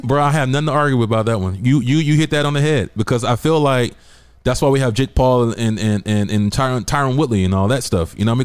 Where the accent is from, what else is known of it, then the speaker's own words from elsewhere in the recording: the South, United States; now in San Diego, United States; I'm from the South